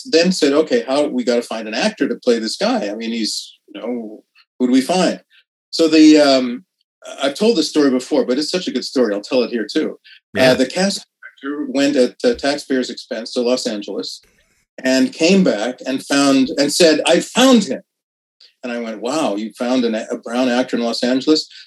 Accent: Saskatoon, Saskatchewan, Canada; also born or lived in Kerala, India / Ottawa / Montreal; I was born in Kerala in southern India, and you can tell that from my name. But I grew up from the age of a year uh, mm. in Sask- in Saskatoon primarily, and a little bit in Ottawa and Montreal. But yeah, I'm a I'm a first generation

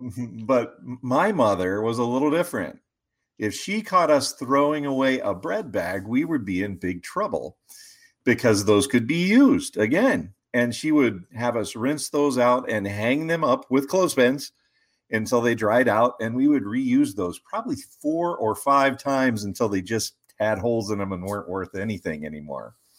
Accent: West Virginia, United States; moved away as an adult; also born or lived in Ohio / Chicago; I grew up in West Virginia, so my roots are kind of in the mountains

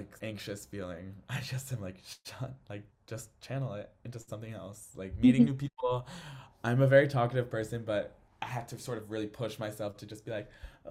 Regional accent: Connecticut, United States; moved away as an adult; now in London, United Kingdom; we're all from Connecticut. Like pretty much all of us are from Connecticut

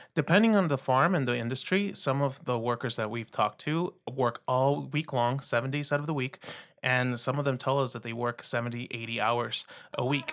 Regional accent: Rio Grande Valley, South Texas, United States; also born or lived in Iowa / Minnesota; I'm originally from South Texas in the Rio Grande Valley, close to the border with Mexico

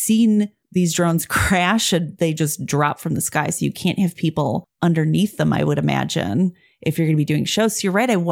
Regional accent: United States; as an American

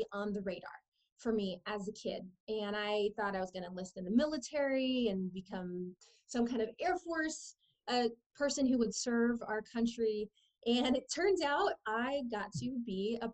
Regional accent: San Diego, California, United States; I was born in San Diego and grew up in a low-income home

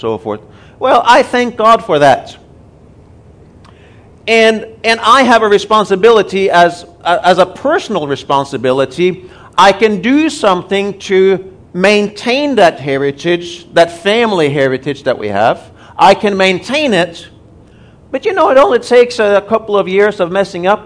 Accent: Norway; also born or lived in Tulsa, Oklahoma, United States; now in Nairobi, Kenya; We are both originally from Norway. We've spent about 20 years in Tulsa under Rhema

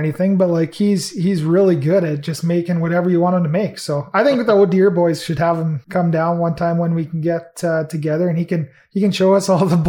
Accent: Red Deer, Alberta, Canada; I'm from Red Deer

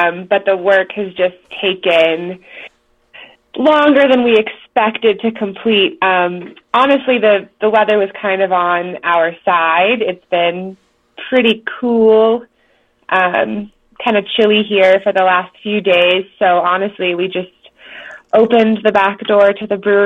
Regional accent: Cleveland, Ohio, United States; moved away as an adult; now in Colorado, United States; So I'm originally from Ohio, actually. I'm from Cleveland, and I moved out here almost 3 years ago now

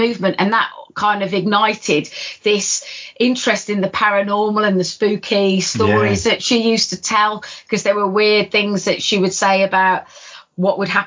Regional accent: Midlands, United Kingdom; moved away; we're from the Midlands originally

